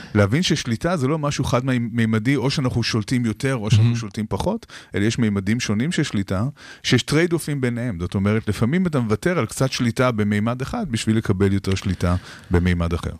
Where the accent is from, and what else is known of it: Israel